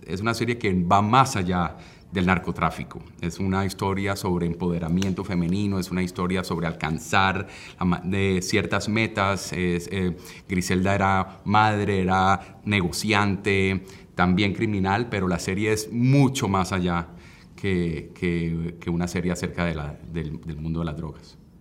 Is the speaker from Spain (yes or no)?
no; Colombia; yo como director que soy colombiano